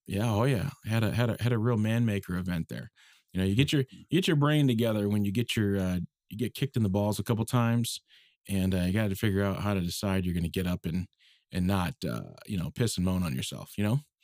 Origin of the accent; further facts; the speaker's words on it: Minneapolis, Minnesota, United States; I'm from Minneapolis, okay, originally, um, and, uh, you know, went to De La Salle High School